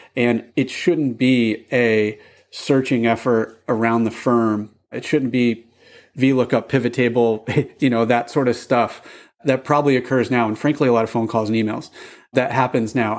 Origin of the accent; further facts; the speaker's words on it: Boston, Massachusetts, United States; I'm from Boston